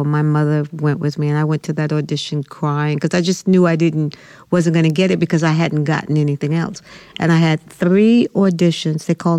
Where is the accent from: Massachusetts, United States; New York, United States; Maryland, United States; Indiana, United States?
New York, United States; Brooklyn; I'm originally from Brooklyn, New York.